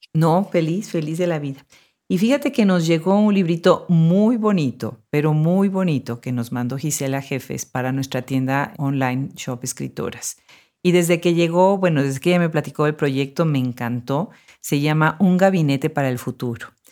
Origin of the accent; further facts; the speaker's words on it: Puebla, Mexico; now in Austin, United States; en Puebla, mi ciudad natal